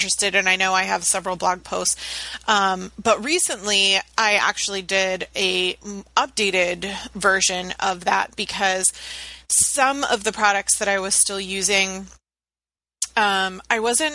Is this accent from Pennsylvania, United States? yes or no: no; Virginia Beach, Virginia, United States; I grew up in Virginia Beach where everybody had dreadlocks and didn't bathe or shave